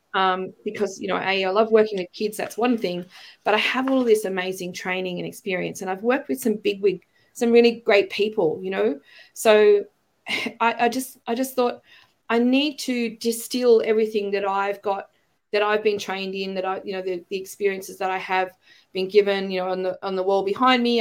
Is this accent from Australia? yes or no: yes; Australia; accent: Australian; moved away as an adult; also born or lived in China; I've got my Australian accent back, but you know, when I was working overseas, the Brits would ask me if I was American, and the Americans would ask me if I was British, and I'd be like, "No, you're all wrong." you know, I'm an Aussie.